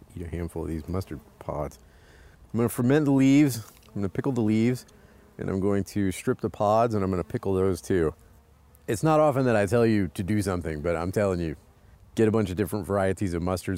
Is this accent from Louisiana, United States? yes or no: yes; Louisiana, United States; I'm from Louisiana.